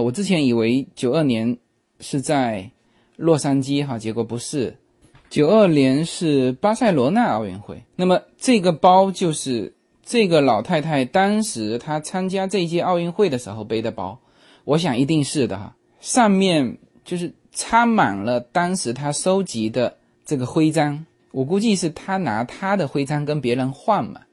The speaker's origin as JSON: {"language": "Chinese", "country": "China", "moved": "yes", "lives_now": "United States", "said": "我们中国人"}